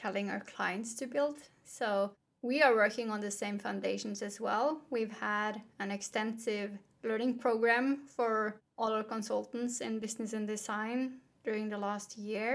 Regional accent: Norway; Growing up in Norway

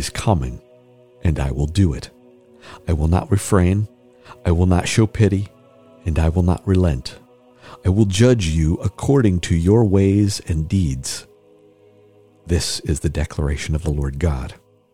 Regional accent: Oregon, United States; also born or lived in Illinois; I was born in Illinois, raised in the Pacific Northwest, raised around the world, and I think of myself as an Oregonian

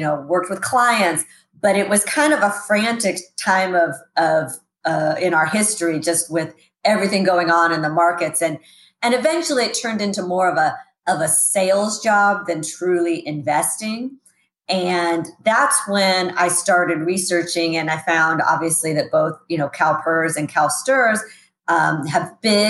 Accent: Sacramento, California, United States; Actually, grew up right here in Sacramento, homegrown here. Moved around a lot as a kid, but always seemed to come back to Sacramento.

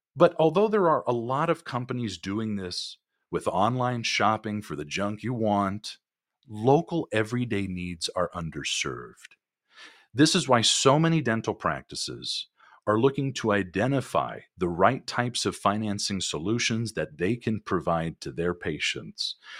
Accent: California, United States; I'm from California. I grew up here

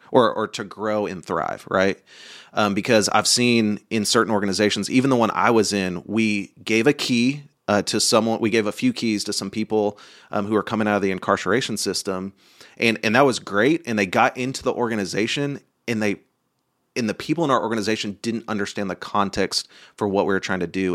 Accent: Oklahoma, United States; I grew up in Oklahoma and then went to college.

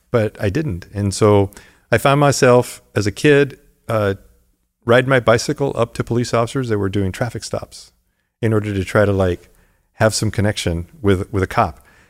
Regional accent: Tucson, Arizona, United States; also born or lived in Los Angeles, California; now in Santa Monica, United States; I got to live out that childhood dream in Tucson, Arizona

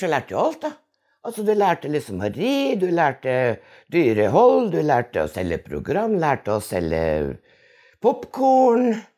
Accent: Innlandet, Norway; also born or lived in Lesjaskog; den oppveksten på Dovrefjell

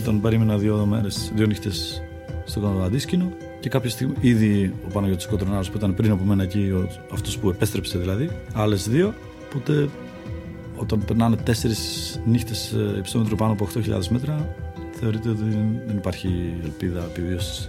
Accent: Czechia; now in Greece; Γεννήθηκα στην Τσεχία και υπήρχε μια παράδοση εκεί στα σπορ φύσης.

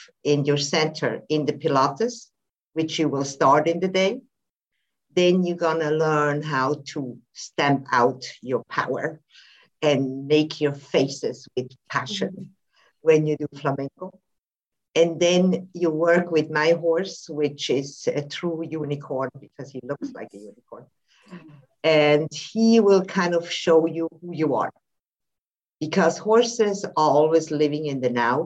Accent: Switzerland; now in Spain; I live in Spain at the moment, but I'm also from Switzerland.

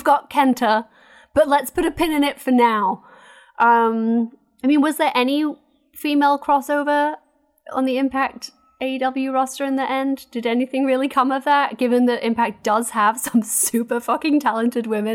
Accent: United States; I'm American

